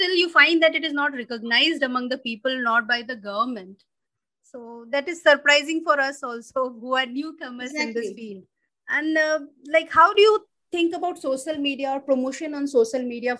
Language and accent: English; Madhubani district, Bihar, India; I'm from Madhubani district and there they do Madhubani painting